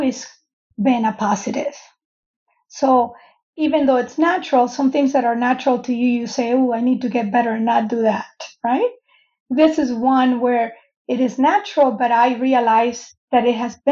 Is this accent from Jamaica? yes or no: no; Venezuela; moved away as an adult; I grew up in Venezuela, by the way. I came here to go to college